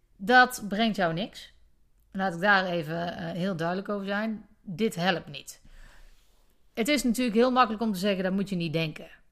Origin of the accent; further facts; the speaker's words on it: Netherlands; wij als Nederlanders